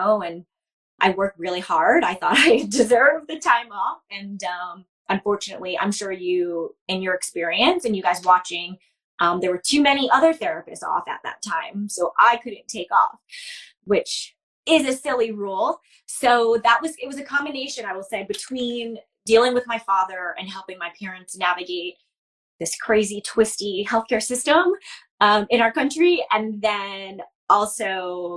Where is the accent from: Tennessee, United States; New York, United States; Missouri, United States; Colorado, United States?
New York, United States; also born or lived in Baltimore; now in Philadelphia, United States; I'm from New York originally.